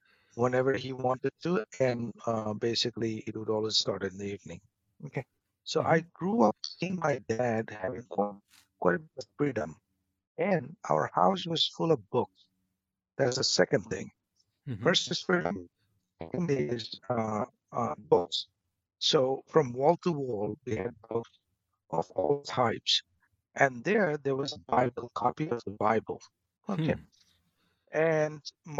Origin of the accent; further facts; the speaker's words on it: Bangladesh; moved away as an adult; also born or lived in Boston, United States; now in United States; going back to my birth and upbringing, which is basically in 70s, obviously, I was born in Bangladesh